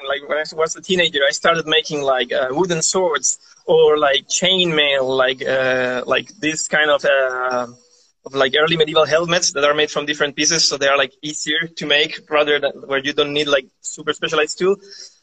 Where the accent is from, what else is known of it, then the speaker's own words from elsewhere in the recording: Chile; moved away as an adult; now in Montecelio, Italy; I was born in Chile from a half Italian family.